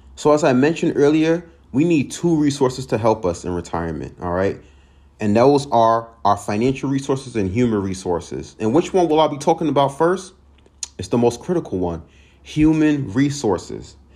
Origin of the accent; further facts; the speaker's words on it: Long Island, New York, United States; moved away; I'm from Long Island originally, grew up.